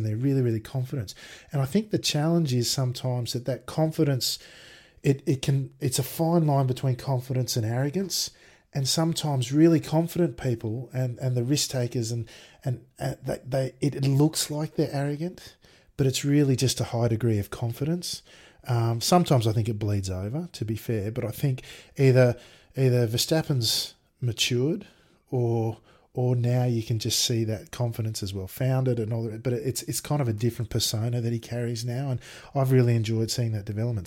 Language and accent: English; Sydney, New South Wales, Australia; also born or lived in Bathurst; I grew up in Sydney